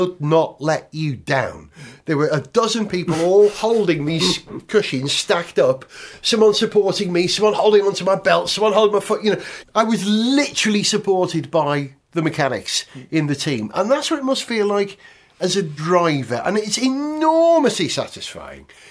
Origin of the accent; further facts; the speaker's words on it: Wales, United Kingdom; Being a Welshman